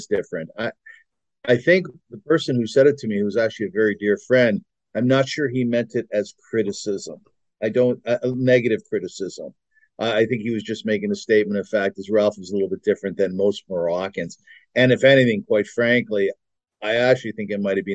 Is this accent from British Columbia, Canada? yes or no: no; Kitchener, Ontario, Canada; I was born in Kitchener, Ontario, Canada in 1960. My father, God bless his soul, was the rabbi